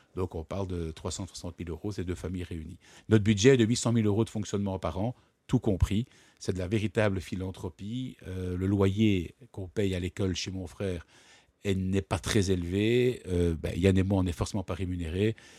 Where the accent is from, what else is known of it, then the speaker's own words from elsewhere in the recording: Brussels, Brussels-Capital Region, Belgium; also born or lived in Ghent; Je ne suis pas né euh, à Bruxelles, je suis né à Gand j'ai toujours habité à Bruxelles.